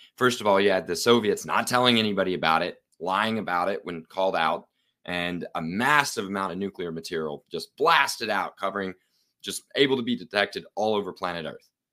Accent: Oklahoma City, Oklahoma, United States; I'm from Oklahoma City, Oklahoma, uh, beautiful state with no nuclear plants.

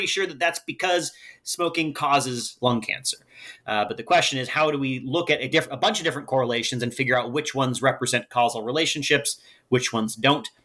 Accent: Humboldt County, California, United States; moved away as an adult; also born or lived in Oregon; now in Seattle, United States; I grew up in Humboldt County, which is sort of the Oregon part of California

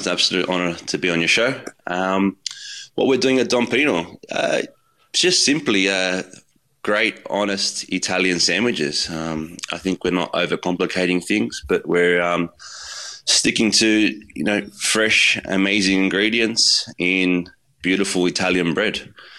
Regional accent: Putney, New South Wales, Australia; That's where I grew up. I grew up in Putney. My grandmother lived in Five Docks, so a lot of amazing delis.

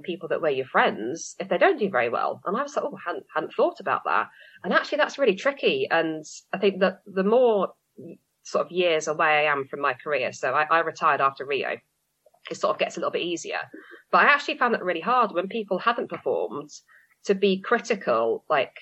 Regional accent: London, United Kingdom; moved away as an adult; also born or lived in Manchester; I am from London. I grew up in Southwest London originally, but then have trained in Manchester for most of my career. I'm now back in London

